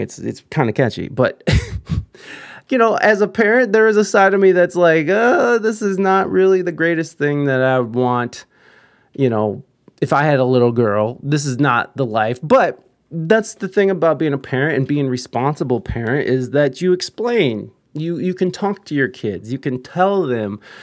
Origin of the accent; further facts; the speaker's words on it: United States; as an American here